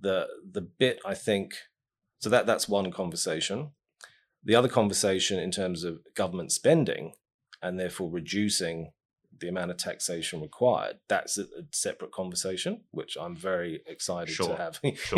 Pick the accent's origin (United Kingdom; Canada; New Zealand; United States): New Zealand; Christchurch, Canterbury; I'm from Pendleton, Ilam.